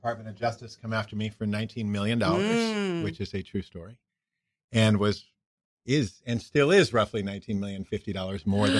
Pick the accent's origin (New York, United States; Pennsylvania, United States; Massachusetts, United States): New York, United States; I am from New York.